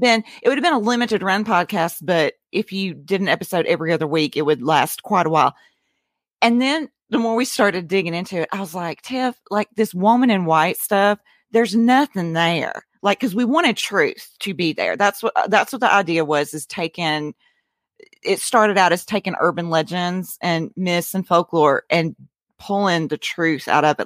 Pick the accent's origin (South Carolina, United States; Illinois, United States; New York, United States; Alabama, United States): Alabama, United States; moved away as an adult; now in Nashville, United States; I was born and raised in Alabama